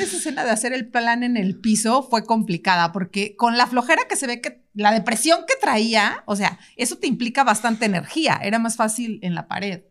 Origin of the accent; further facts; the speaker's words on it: Veracruz, Mexico; Yo, yo vengo de Veracruz, del, o sea, de donde vienen árboles y un chorro de murciélagos